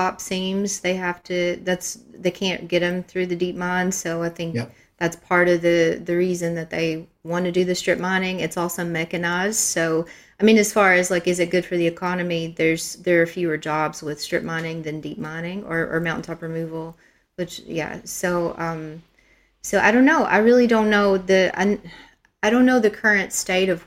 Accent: Kentucky, United States; I don't think there's many deep mines in my part of Kentucky anymore.

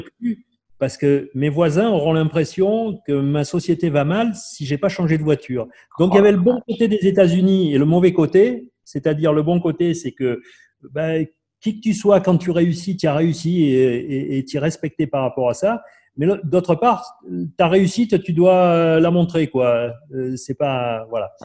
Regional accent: Marseille, Provence-Alpes-Côte d'Azur, France; Je connaissais rien d'autre que mon quartier à Marseille.

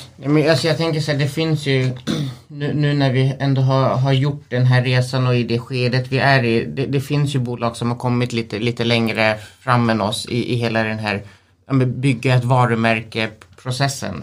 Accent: Sweden; vi är själva svenskar, vi är, vi är härifrån

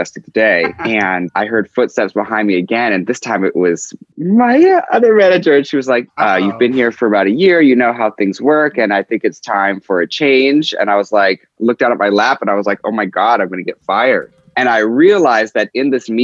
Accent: Seattle, Washington, United States; moved away; also born or lived in New York; I grew up in Seattle

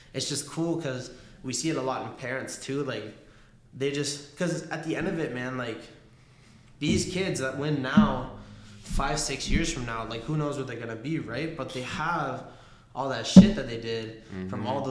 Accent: Argentina; moved away; I was born in Argentina. You know, like soccer runs in my fucking blood

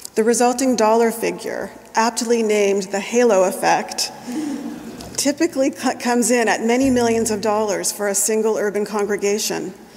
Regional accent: New Brunswick, Canada; the little white churches that I know from my childhood growing up in New Brunswick's Bible Belt

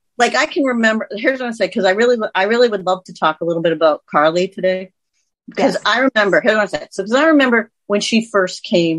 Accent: Andover, Massachusetts, United States; moved away as an adult; also born or lived in New York / Carlisle, Massachusetts / Rochester, New York; now in Pittsburgh, United States; I grew up in Andover.

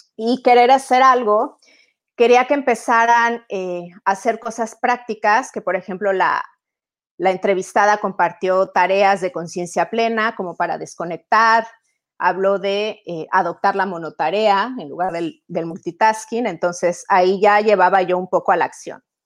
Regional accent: Mexico; moved away as an adult; also born or lived in Italy; now in Europe; soy mexicana, soy italiana, tengo 15 años viviendo en Europa

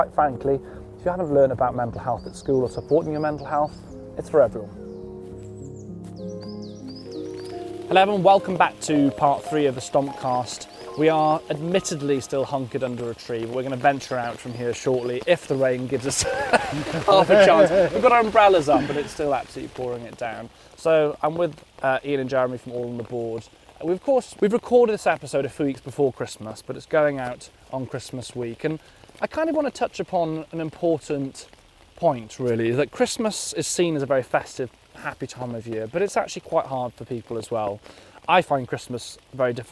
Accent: West Wales, United Kingdom; moved away as an adult; now in London, United Kingdom; I'm from West Wales

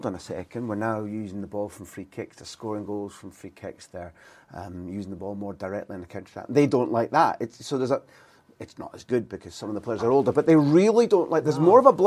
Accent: Aberdeen, Scotland, United Kingdom; I grew up in Aberdeen

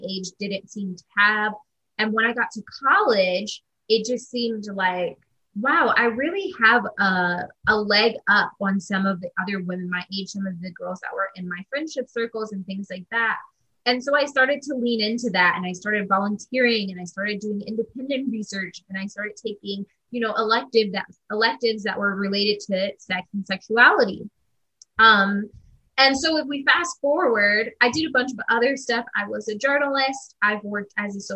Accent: Midwest, United States; now in Brooklyn, United States; I'm based in Brooklyn, New York. I'm originally from the Midwest

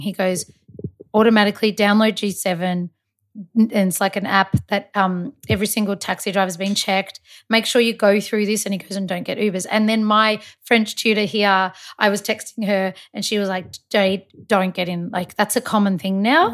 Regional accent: Malta; I'm Maltese

